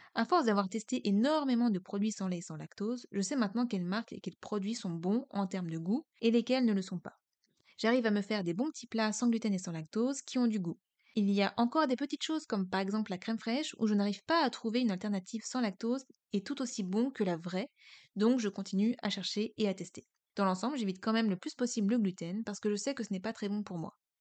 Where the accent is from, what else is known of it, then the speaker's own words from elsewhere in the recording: Brittany, France; je suis bretonne